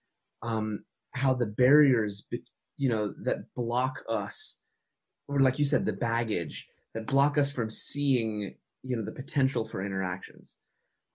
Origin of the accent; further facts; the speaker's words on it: United States; now in Switzerland; my positionality is here in Switzerland as an American in Switzerland, or Russophile American in Switzerland